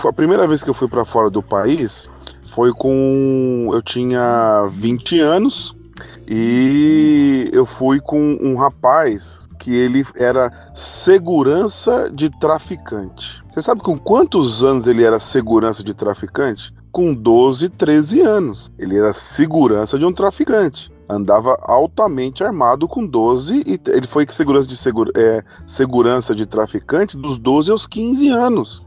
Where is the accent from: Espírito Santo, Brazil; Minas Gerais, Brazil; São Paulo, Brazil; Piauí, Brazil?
São Paulo, Brazil; Mauá; moved away as an adult; eu passei a, a, vida no meio da violência, né? Então faz 10 anos que eu saí da Grande São Paulo